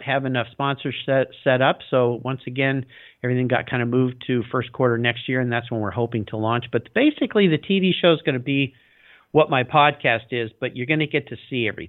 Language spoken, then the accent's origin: English; La Jolla, California, United States; I grew up in La Jolla, California, which is a little north of San Diego, really nice little beach community